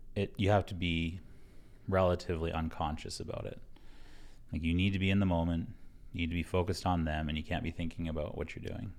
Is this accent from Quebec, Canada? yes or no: no; Blood Tribe, Alberta, Canada; I'm from the Blood Tribe.